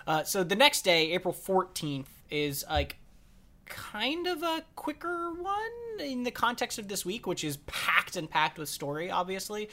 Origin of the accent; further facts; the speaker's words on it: United States; as an American